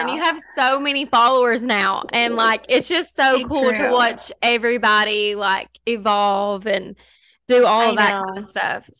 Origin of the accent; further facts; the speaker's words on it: Kentucky, United States; also born or lived in Lexington, Kentucky; I live in Kentucky. So we've lived here our whole lives, but we did move from like a super small town to like a decent sized city. So the last like 5 years I've lived in Lexington, which is like way bigger than my hometown.